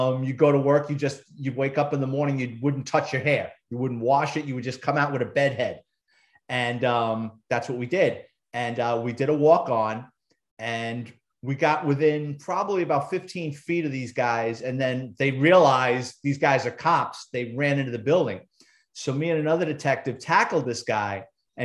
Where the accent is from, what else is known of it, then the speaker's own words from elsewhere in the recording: New York City, New York, United States; moved away as an adult; now in Branson, United States; I'm a city kid. I was born and raised in the Bronx